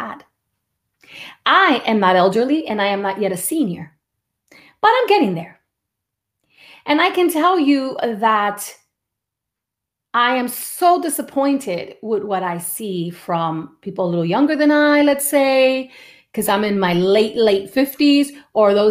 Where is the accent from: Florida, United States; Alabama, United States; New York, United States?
New York, United States; New York City; the house where I was raised in the Bronx